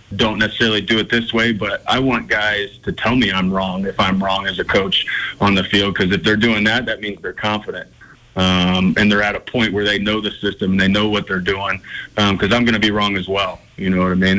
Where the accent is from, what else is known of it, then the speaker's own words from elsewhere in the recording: Ohio, United States; now in Montana, United States; I grew up in Ohio, about 45 minutes from where LeBron played high school basketball